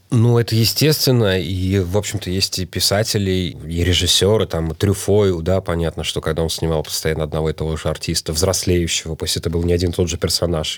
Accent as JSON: {"language": "Russian", "region": "Moscow", "country": "Russia", "tie": "born or raised there", "said": "Хотя сам я родился в Кузьминках, я родился вообще на таких индустриальных окраинах города."}